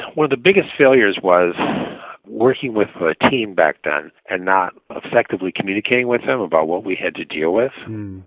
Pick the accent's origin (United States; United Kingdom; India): United States; Minneapolis, Minnesota; I grew up in Minneapolis region, but we have a cottage up in northern Minnesota